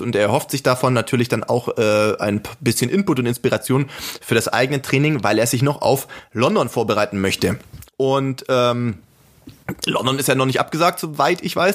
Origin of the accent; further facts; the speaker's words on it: Germany; ich als Deutscher bin